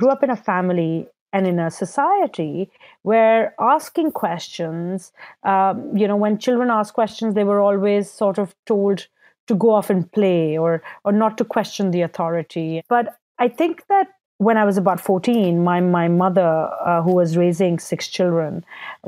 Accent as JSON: {"language": "English", "town": "Karachi", "region": "Sindh", "country": "Pakistan", "tie": "born or raised there", "said": "I was born and raised in Karachi, Pakistan"}